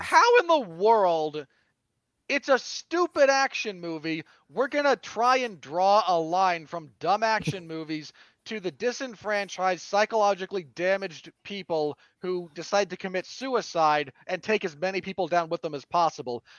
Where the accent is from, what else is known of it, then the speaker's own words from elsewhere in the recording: Salt Lake City, Utah, United States; my home state of Salt Lake City.